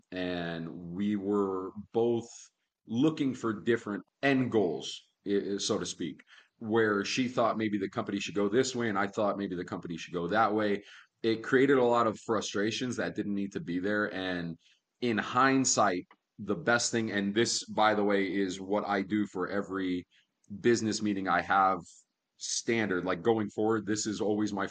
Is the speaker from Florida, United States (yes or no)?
yes; Miami, Florida, United States; moved away as an adult; also born or lived in Key West, Florida; now in Las Vegas, United States; I was born in Key West, Florida, raised in Miami